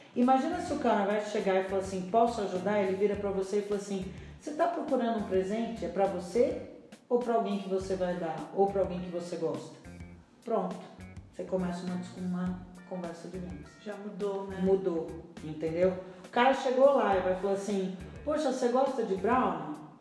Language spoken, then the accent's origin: Portuguese; Brazil; eu sou muito brasileira